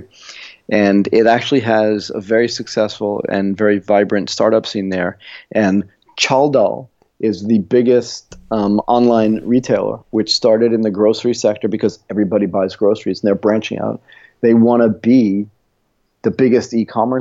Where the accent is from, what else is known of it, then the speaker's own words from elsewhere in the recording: United States; moved away; I'm American